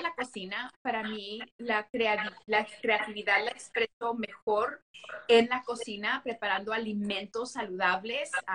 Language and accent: Spanish; United States; accent: Mexican-American; now in Las Vegas, United States; si se escucha en mi, en mi acento, soy mexicoamericana